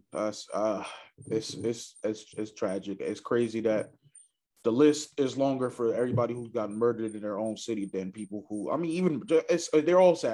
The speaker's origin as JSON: {"language": "English", "town": "Chicago", "region": "Illinois", "country": "United States", "tie": "born or raised there", "said": "it's crazy that in Chicago, growing up in Southside Chicago, that uh hitting, you know, turning 18 is like a milestone"}